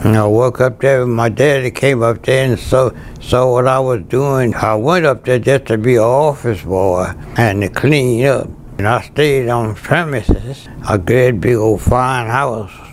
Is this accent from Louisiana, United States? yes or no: yes; Laurel Hill, Louisiana, United States; I grew up on Rural Plantation. That's the community. Rosemount Plantation, Laurel Hills, the village was Laurel Hills